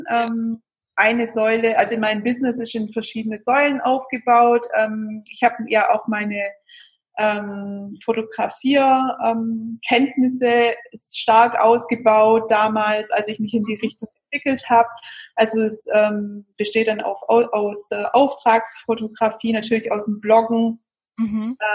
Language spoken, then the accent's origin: German; Baden-Württemberg, Germany; accent: Swabian; vor allem wir sind ja aus dem Schwabenland, hört man ja bestimmt.